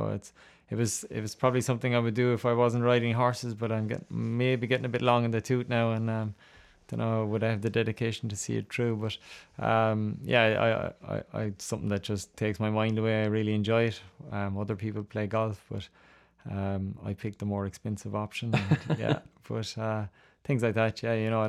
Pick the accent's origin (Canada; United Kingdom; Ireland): Ireland; I did. I used to watch Ruby Walsh a lot.